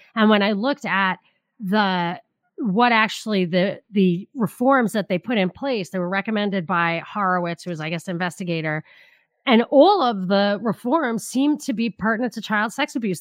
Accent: New York, United States; where I grew up in New York

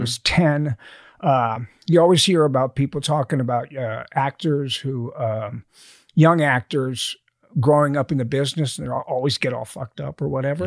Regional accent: Alabama, United States; moved away; I was born in Alabama.

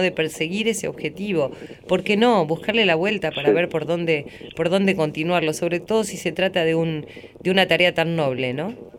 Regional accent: Argentina; yo solamente hablo eh, como argentina

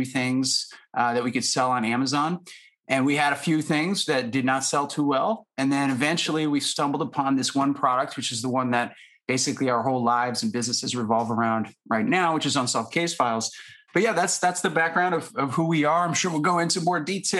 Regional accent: Syracuse, New York, United States; Lou and I, we went to high school together in Syracuse, New York.

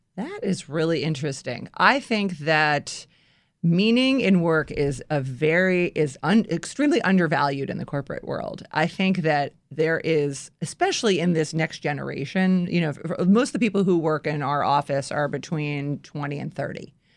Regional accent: Washington, District of Columbia, United States; moved away as an adult; also born or lived in New York; this is my hometown

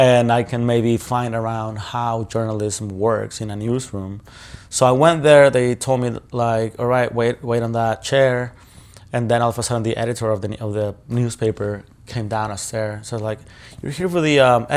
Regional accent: Ciudad Juárez, Chihuahua, Mexico; I grew up in Juarez. I was born in Ciudad

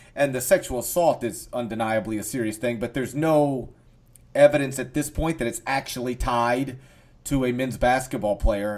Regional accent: North Mississippi, United States; I'm from North Mississippi.

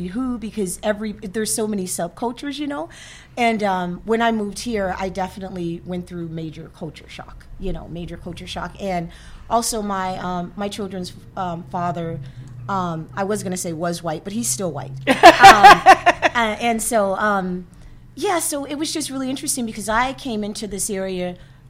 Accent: California, United States; also born or lived in Washington, D.C.; now in Massachusetts, United States; I was from Cali. We came out from a group from Cali

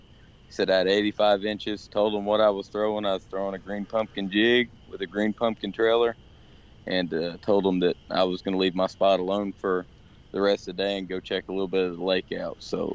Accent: Linton, Indiana, United States; Oh, I am from Linton, Indiana.

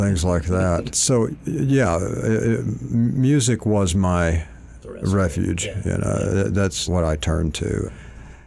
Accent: Malvern, Arkansas, United States; moved away as an adult; also born or lived in Hot Springs, Arkansas / Houston, Texas; now in California, United States; I was born in Hot Springs, but raised in a town called Malvern

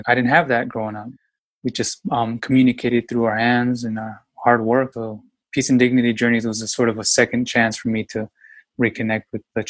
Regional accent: Yakima, Washington, United States; I was born and raised in Yakima, Washington, very small town, and immigration had an impact on my life, you know?

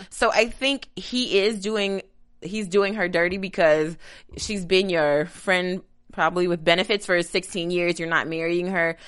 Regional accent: Kentucky, United States; I'm, I'm from Kentucky, which is, is considered Midwest

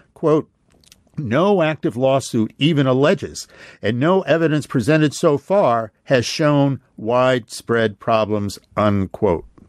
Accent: Pennsylvania, United States; my home state of Pennsylvania

